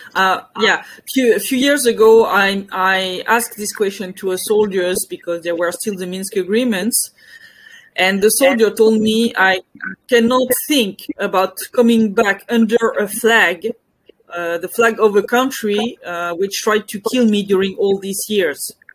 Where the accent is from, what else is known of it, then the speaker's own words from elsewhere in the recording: near Paris, Île-de-France, France; English is a second language; moved away as an adult; also born or lived in Belgium / Donbass; I was born near Paris. I lived in France and in Belgium for most of my life